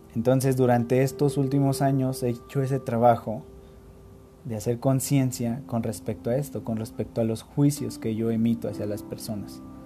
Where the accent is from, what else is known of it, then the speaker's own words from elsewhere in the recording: Mexico; nosotros como mexicanos